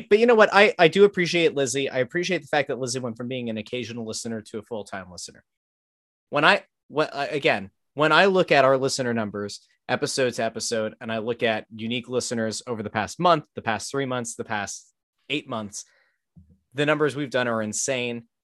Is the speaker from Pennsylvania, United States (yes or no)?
yes; Pottsville, Pennsylvania, United States; I grew up in Pottsville